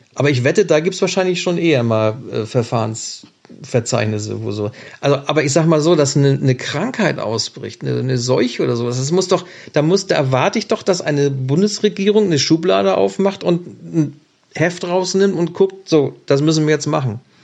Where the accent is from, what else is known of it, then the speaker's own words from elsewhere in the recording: Germany; bei uns in Deutschland